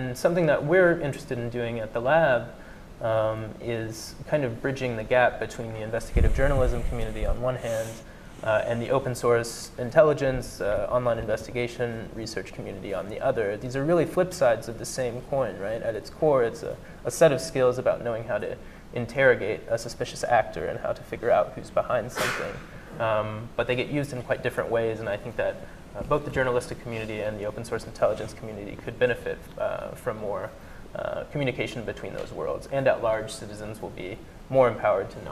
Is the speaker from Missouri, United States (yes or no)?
yes; Missouri, United States; moved away as an adult; I'm from Missouri, I'm from a small town in Missouri, and I was back home last year giving a talk at my local Rotary Club and Sunrise Optimist Club about what I've been up to since I left high school